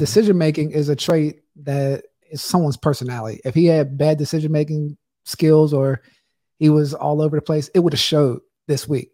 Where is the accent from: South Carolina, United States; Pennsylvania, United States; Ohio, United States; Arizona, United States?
Pennsylvania, United States; Pittsburgh; I grew up in Pittsburgh